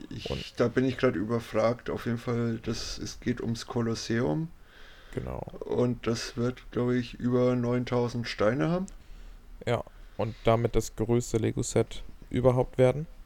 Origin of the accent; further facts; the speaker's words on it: Cologne, North Rhine-Westphalia, Germany; Aber ich meine, so als Kölner geht mir auch nicht gern nach Düsseldorf